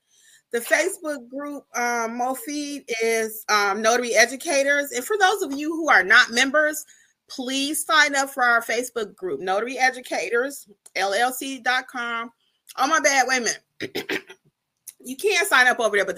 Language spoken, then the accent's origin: English; Detroit, Michigan, United States; moved away as an adult; now in Georgia, United States; I'm from Detroit originally, but I've been in Georgia for 20-something years